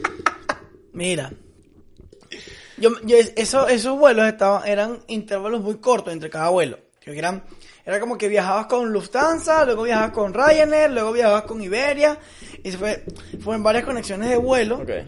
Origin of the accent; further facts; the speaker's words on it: Venezuela; moved away as an adult; also born or lived in Dublin, Ireland / Italy; me volví para pa Venezuela